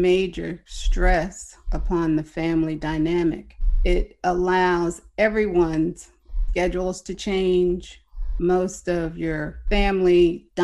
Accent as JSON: {"language": "English", "town": "Roselle", "region": "New Jersey", "country": "United States", "moved": "as an adult", "lives_now": "Houston, United States", "said": "I'm originally from Roselle, New Jersey."}